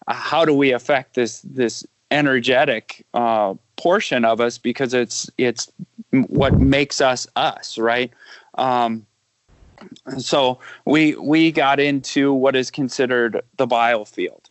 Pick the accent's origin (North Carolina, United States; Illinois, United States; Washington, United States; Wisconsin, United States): Wisconsin, United States; I am from Wisconsin, just a Midwestern, you know, kid that grew up on a farm